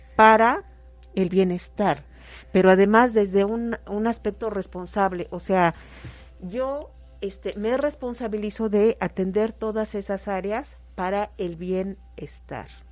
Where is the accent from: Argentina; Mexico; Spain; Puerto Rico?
Mexico; nosotros como mexicanos